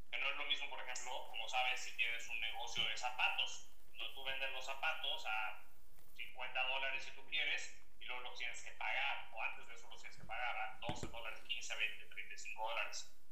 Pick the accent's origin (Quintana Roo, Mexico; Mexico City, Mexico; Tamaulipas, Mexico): Mexico City, Mexico; Yo nací originalmente en la Ciudad de México